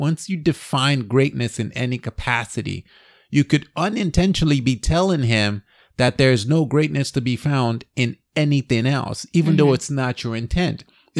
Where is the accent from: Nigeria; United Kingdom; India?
Nigeria; I grew up in Nigeria, right? Where you're told you have to be a doctor, lawyer, or engineer.